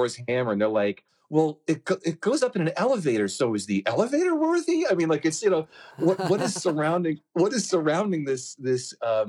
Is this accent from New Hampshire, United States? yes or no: yes; Hampton, New Hampshire, United States; my hometown beach called Hampton Beach